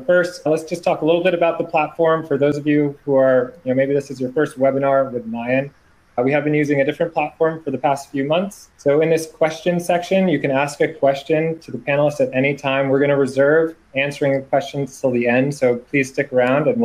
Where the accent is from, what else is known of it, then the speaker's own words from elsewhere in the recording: Boston, Massachusetts, United States; I am from the Boston, Massachusetts area. I recently just moved north of the city.